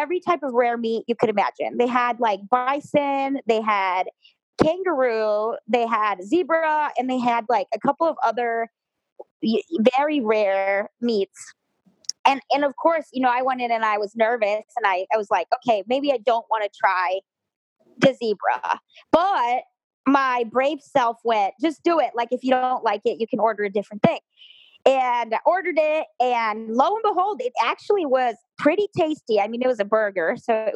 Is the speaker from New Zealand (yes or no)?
no; Mexico; I was born in Mexico